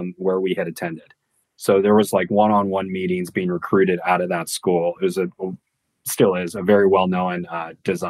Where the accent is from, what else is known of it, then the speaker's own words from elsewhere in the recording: San Diego, California, United States; moved away as an adult; also born or lived in North Carolina; I grew up in San Diego